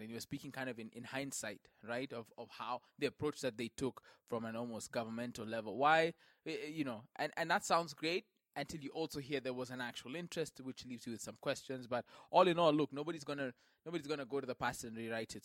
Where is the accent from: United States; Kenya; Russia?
Kenya; I'm Kenyan through and through